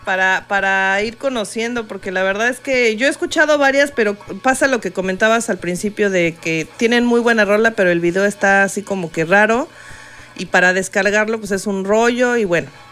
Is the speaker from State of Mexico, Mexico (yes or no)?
yes; Coacalco, State of Mexico, Mexico; vengo de Coacalco